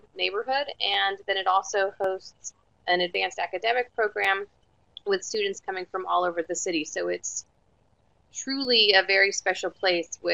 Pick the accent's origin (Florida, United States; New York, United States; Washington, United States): Florida, United States; moved away as an adult; now in Austin, United States; I grew up in Florida